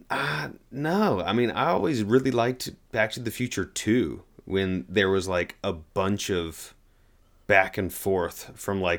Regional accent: Oklahoma, United States; I'm like from Oklahoma. That's a different kind of cowboy, an Oklahoman cowboy, you know?

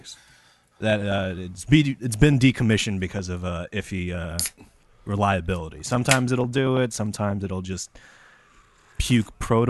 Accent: Missouri, United States; I grew up in Missouri.

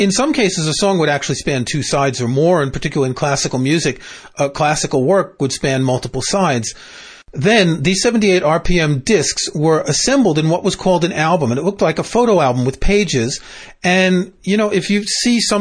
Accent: New York, United States; growing up in New York, we had WNEW

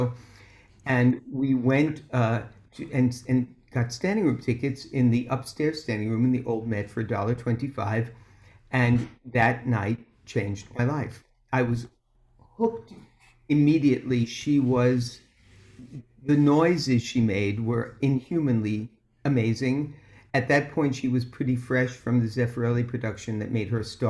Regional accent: New York City, New York, United States; I grew up in Brooklyn

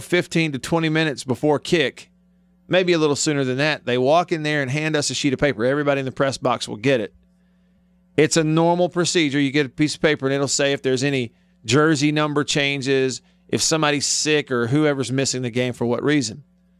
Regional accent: Montgomery, Alabama, United States; moved away; a radio station in Alabama over in my home, near my hometown of Montgomery.

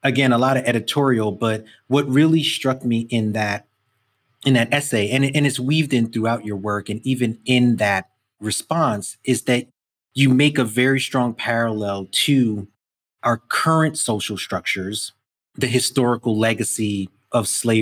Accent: New York City, New York, United States; I grew up in Brooklyn, 70s and 80s, it's glass, concrete, you know, like just an urban environment

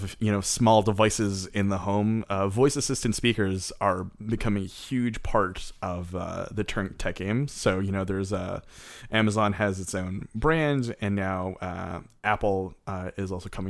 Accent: Canada; we're Canadian.

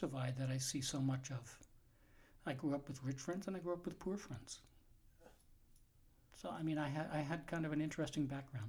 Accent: New York, United States; moved away; I grew up in New York.

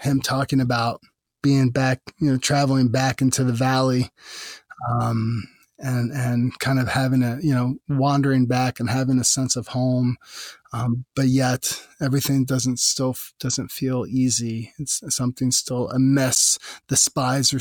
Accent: Virginia, United States; growing up in Virginia in the mid-90s

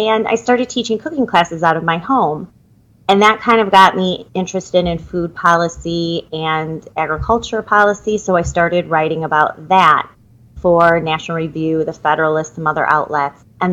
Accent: Naperville, Illinois, United States; I grew up in Naperville

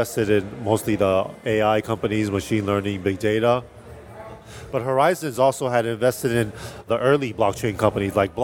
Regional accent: Taiwan; moved away as an adult; also born or lived in California; I was born and raised in Taiwan

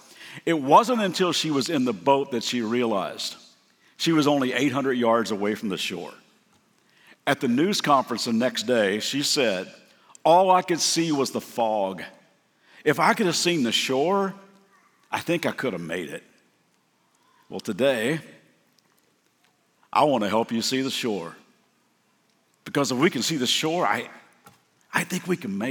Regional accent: Lexington, Kentucky, United States; I'm from Lexington, Kentucky

